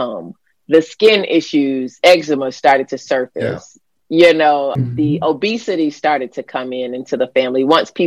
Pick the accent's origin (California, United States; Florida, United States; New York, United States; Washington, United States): Florida, United States; growing up in Florida where I grew up